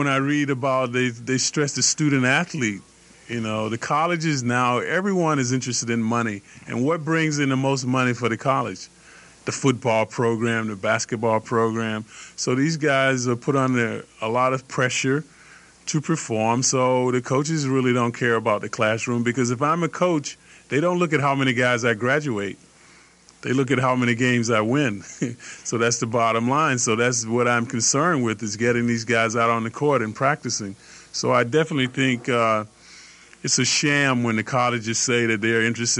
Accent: Atlanta, Georgia, United States; moved away as an adult; also born or lived in Illinois; I grew up in Atlanta, Georgia

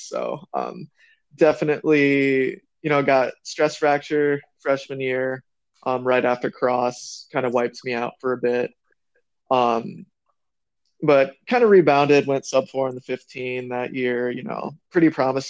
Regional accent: South Dakota, United States; I'm just I'm a kid from South Dakota now.

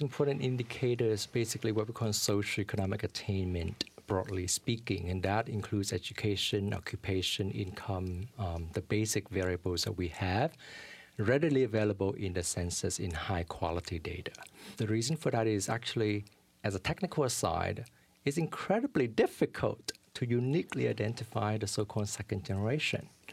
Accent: Vietnam; now in New York City, United States; I'm a refugee from Vietnam

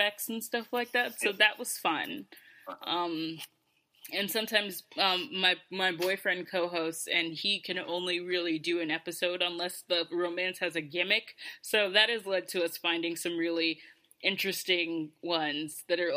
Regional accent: Georgia, United States; moved away as an adult; now in New York, United States; I'm originally from Georgia, and I don't go back to Georgia for the most part

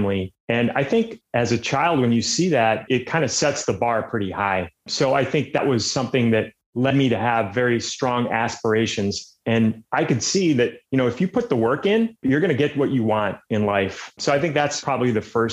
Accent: Michigan, United States; now in Dallas, United States; I was born and raised in Michigan

